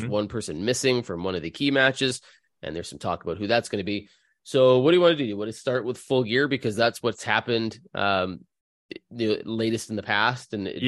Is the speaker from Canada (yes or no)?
yes; Canada; I'm Canadian. I'm Canadian.